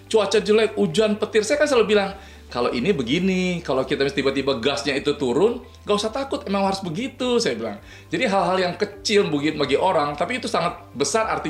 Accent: North Sumatra, Indonesia; Gue orang Bataknya sih.

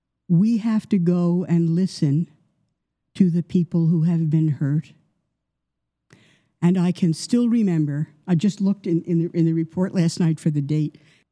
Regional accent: United States; now in Canada; I'm an American by birth, Canadian by adoption

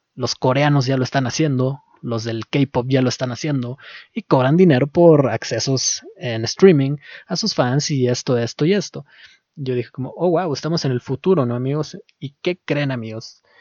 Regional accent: Mexico; y yo siendo mexicano

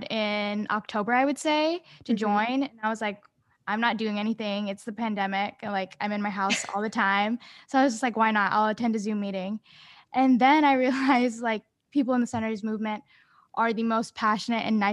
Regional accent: Sacramento, California, United States; also born or lived in San Francisco; I said I'm from Sacramento, but I actually spend most of my time in San Francisco. That's like where my family is.

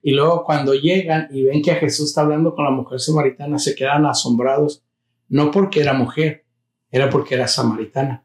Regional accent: United States; los que nacimos en Estados Unidos

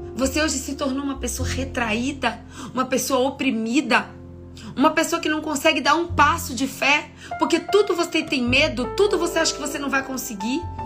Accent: Bahia, Brazil; eu sou baiana também

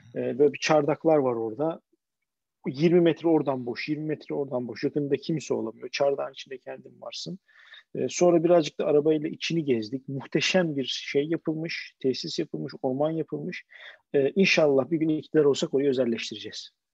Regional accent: Istanbul, Turkey; bir İstanbullu olarak, bir İstanbullu ebeveyn olarak

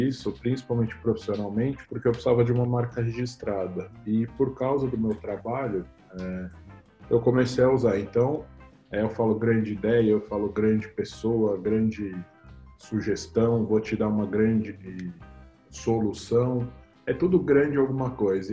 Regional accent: São Paulo, Brazil; Eu nasci em São Paulo, capital, na Avenida Paulista, num hospital chamado Santa Catarina.

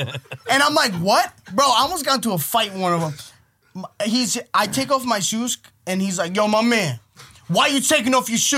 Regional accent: Long Island, New York, United States; I'm from Long Island.

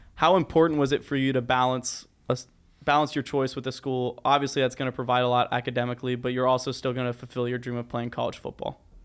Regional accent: Cincinnati, Ohio, United States; We're from Cincinnati

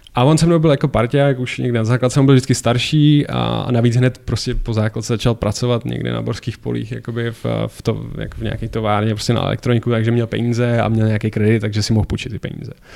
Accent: Plzeň, Plzeň Region, Czechia; já jsem chodil na stejnou základku jako on v Plzni na fotbalovou

